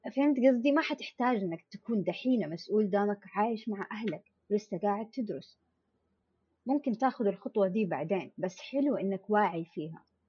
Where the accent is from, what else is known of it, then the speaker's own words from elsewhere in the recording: Jeddah, Makkah Province, Saudi Arabia; moved away as an adult; now in Eastern Province, Saudi Arabia; انا مولوده في جده اهلي كلهم في جده